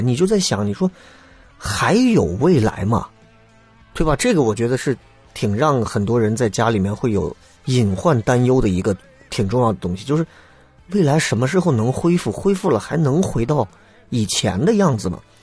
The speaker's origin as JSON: {"language": "Chinese", "town": "Xi'an", "region": "Shaanxi", "country": "China", "said": "我作为半个陕北人，我不能说一个啊，因为一半的血统其实是在山西，但是从山西过来，我们现在从从我爷爷那辈儿就其实就过来了，就一直在西安嘛"}